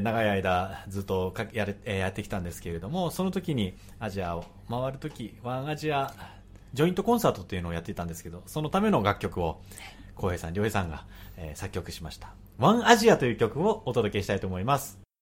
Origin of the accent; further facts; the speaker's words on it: Tokyo, Japan; 出身は僕富山県じゃなくて東京都なんですけど